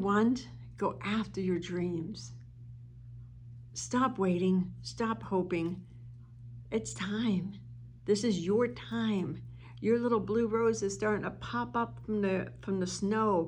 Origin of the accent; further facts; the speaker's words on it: East Coast, United States; now in Arizona, United States; And I'm from the East Coast. I live in Arizona now, but I'm from the East Coast